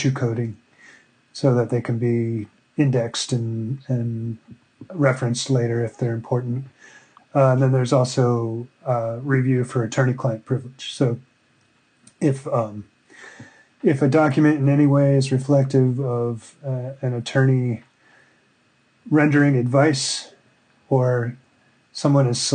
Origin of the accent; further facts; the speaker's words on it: Connecticut, United States; also born or lived in Boston / New Orleans; I grew up in Connecticut